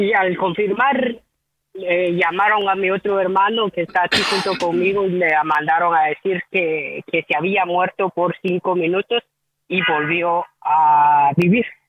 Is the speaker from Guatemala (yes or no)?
yes; Guatemala; moved away; nosotros somos de Guatemala